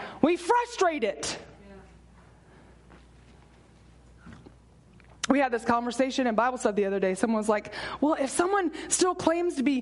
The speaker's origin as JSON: {"language": "English", "town": "San Antonio", "region": "Texas", "country": "United States", "said": "I'm from San Antonio, so it's like 100 degrees in the summertime"}